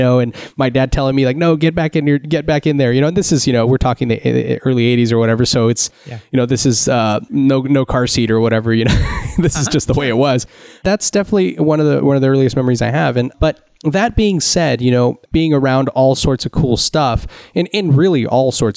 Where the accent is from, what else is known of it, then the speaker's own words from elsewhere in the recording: Santa Cruz, California, United States; I grew up in Northern California in the Santa Cruz area